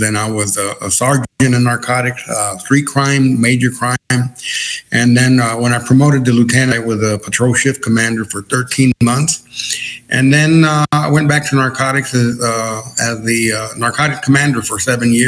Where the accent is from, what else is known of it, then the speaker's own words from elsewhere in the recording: El Paso, Texas, United States; I was born and raised in El Paso, Texas. Grew up about four blocks away from the U.S.-Mexico border